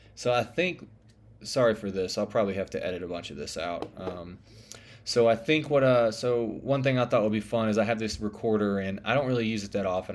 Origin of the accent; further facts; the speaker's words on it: the South, United States; accent: Southern; I'm from the South, which you can probably tell by my accent